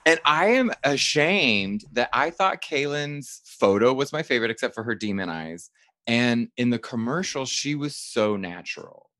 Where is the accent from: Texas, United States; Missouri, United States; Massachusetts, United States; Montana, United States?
Texas, United States; moved away; I'm from Texas